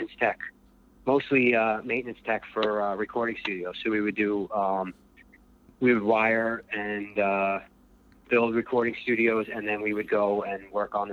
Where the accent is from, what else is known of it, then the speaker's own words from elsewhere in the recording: Long Island, New York, United States; also born or lived in Brooklyn; I moved out from Long Island into Brooklyn when I was 19